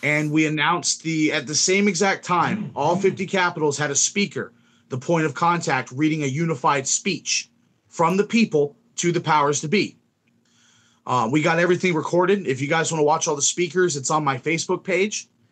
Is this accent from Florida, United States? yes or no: yes; Melbourne, Florida, United States; my hometown of Melbourne, Florida